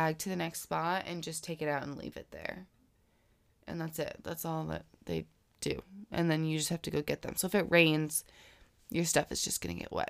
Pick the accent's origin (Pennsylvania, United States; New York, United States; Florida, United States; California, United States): Florida, United States; Because I'm from Florida, right?